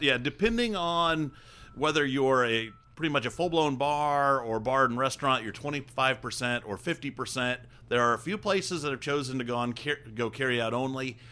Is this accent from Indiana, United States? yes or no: yes; Hancock County, Indiana, United States; I grew up in Hancock County